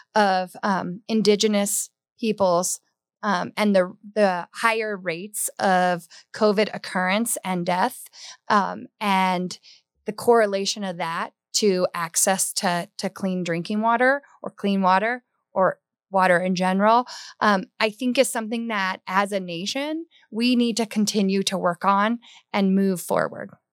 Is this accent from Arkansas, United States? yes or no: no; Hawaii, United States; now in Colorado, United States; growing up in Hawaii